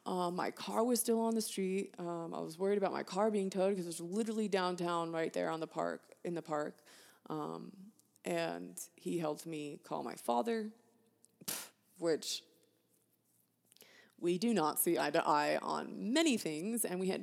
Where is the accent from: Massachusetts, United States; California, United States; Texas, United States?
California, United States; also born or lived in Florida; So I was raised in California, but I also lived in Florida for a hot minute, and then now I live in Colorado.